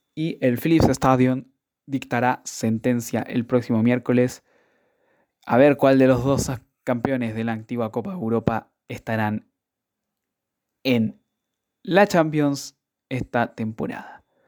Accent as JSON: {"language": "Spanish", "country": "Chile", "said": "como buen chileno"}